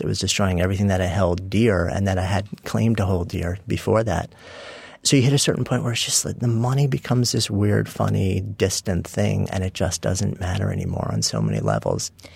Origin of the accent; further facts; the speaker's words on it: Port Washington, New York, United States; I grew up in a suburb of uh, New York City, Port Washington, also known as East Egg from the Great Gatsby